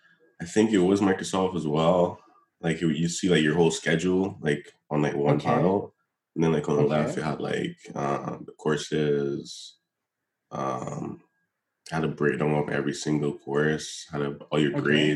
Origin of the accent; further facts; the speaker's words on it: Barbados; moved away as an adult; I'm from Barbados.